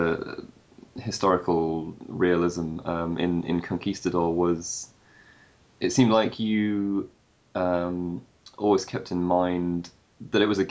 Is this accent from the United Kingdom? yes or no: yes; England, United Kingdom; moved away; I'm originally from England